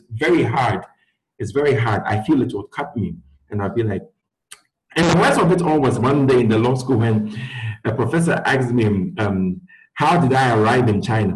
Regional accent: Ghana; moved away as an adult; also born or lived in Gwangju, South Korea; growing up in Ghana

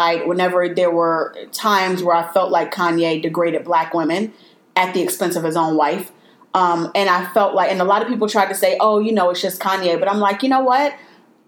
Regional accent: Chicago, Illinois, United States; I was born and raised in Chicago

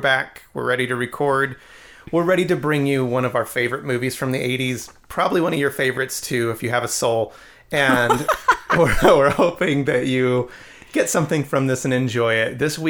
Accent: Rocky Mountain region, United States; we're from the Rocky Mountain region our entire lives

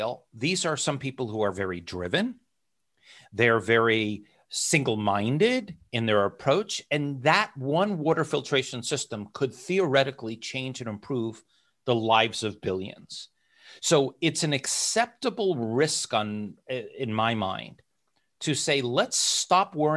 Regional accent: United States; moved away; also born or lived in Hong Kong / Luxembourg; I'm an American. I'm a person of the world, lived in Hong Kong, lived in Luxembourg

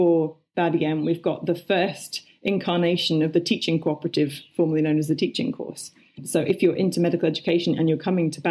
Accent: United Kingdom; I as a British person

